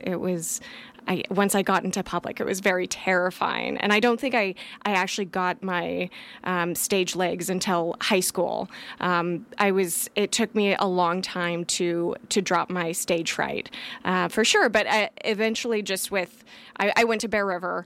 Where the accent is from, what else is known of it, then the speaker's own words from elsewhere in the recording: Grass Valley, California, United States; So I was born and raised in Grass Valley, California.